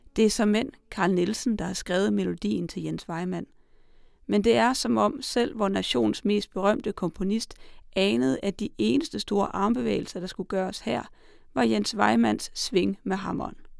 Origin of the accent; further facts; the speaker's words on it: Salling, Central Denmark Region, Denmark; Jeppe Åkær er min hjemmeegns digter